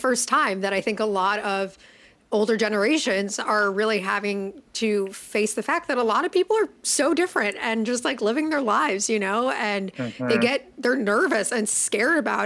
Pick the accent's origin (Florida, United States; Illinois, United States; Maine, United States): Illinois, United States; Chicago; I grew up in Chicago in what's, I think they now call it like Rainbow Road or something, but was Boys Town